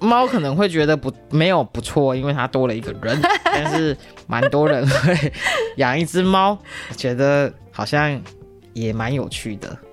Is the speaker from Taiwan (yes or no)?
yes; Tainan, Taiwan; also born or lived in Japan; 毕竟我南部人嘛，台南人